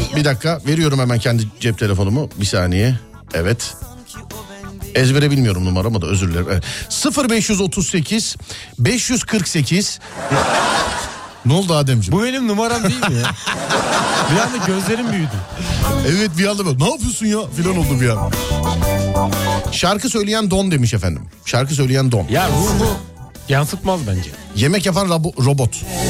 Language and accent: Turkish; Istanbul, Turkey; Doğma büyüme İstanbullu birisi olarak